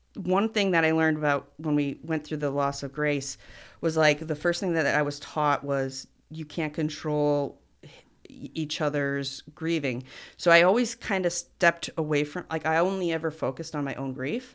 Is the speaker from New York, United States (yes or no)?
yes; Cliff Haven, New York, United States; We're from Cliff Haven